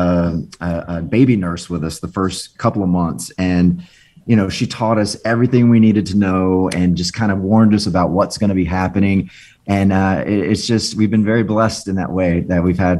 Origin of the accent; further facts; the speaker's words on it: Orlando, Florida, United States; living in Orlando, you know, as a closeted teen